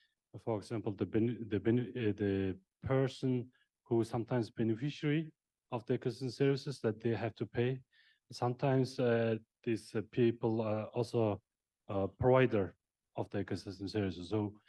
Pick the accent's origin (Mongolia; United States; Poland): Mongolia; I'm from Mongolia.